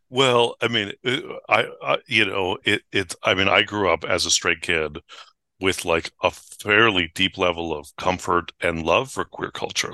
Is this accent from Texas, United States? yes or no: no; San Francisco, California, United States; I grew up in San Francisco